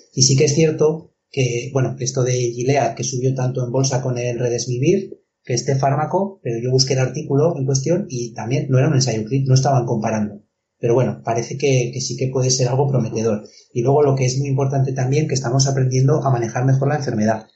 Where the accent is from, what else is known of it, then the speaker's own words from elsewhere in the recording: Spain; aquí también en España hay muchos sitios, pueblos, por ejemplo, mi pueblo